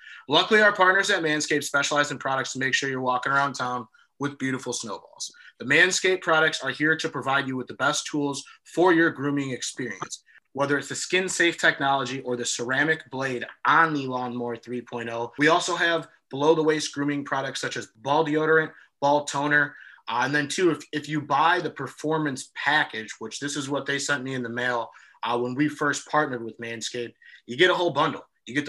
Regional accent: Illinois, United States; I'm from Illinois, and I just lived in a area not too far outside Chicago

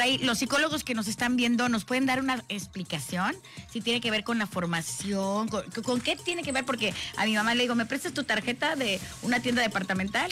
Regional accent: Tlacotalpan, Veracruz, Mexico; moved away; De mi pueblo

